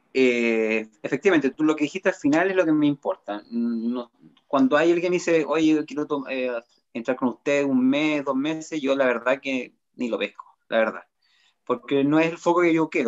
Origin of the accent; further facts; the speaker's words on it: Chillán, Ñuble, Chile; now in Concepción, Chile; soy oriundo de Chillán